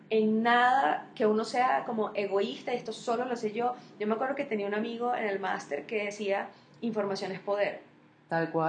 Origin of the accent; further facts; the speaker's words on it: Venezuela; ni sabe que yo soy de Venezuela y que no soy de Colombia